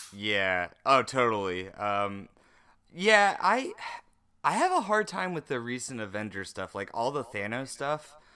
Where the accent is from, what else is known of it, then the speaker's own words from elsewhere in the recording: North Carolina, United States; now in California, United States; you are in my home state right now